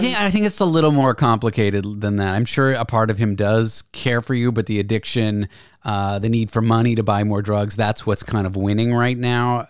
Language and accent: English; Canada; now in United States; I'm a Canadian, which already it's like we don't care that much, and then I'm living in the U.S.